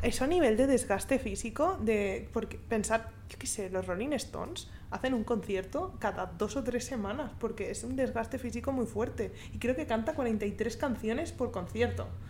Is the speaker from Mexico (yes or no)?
no; Spain; Yo española